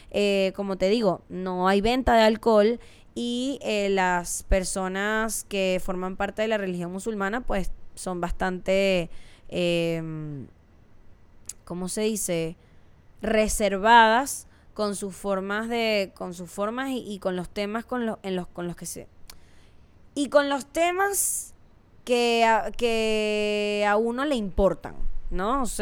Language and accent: Spanish; Venezuela; no está tan alejado a las cosas que vivimos en México o en Venezuela, que es de donde soy yo.